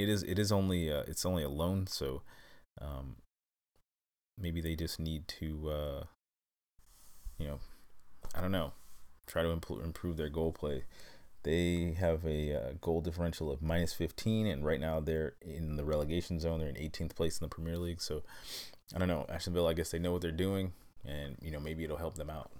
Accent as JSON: {"language": "English", "country": "United States", "moved": "yes", "said": "this move, um, back to the U S"}